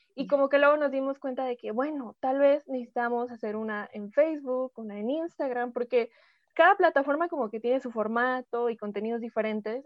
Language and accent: Spanish; Mexico; todas somos mexicanas, vivimos este, en diferentes lados de la República, hay otras en otros países, pero todas somos mexicanas.